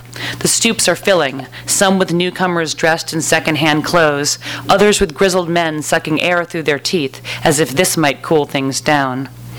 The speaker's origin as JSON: {"language": "English", "town": "New York City", "region": "New York", "country": "United States", "moved": "yes", "lives_now": "Los Angeles, United States", "said": "And I'm from Los Angeles. Well, I'm from Brooklyn, but I live in Los Angeles"}